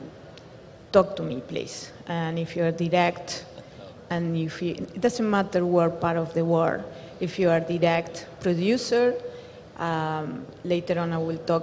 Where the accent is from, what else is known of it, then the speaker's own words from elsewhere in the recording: Argentina; moved away as an adult; also born or lived in New York; I am from Argentina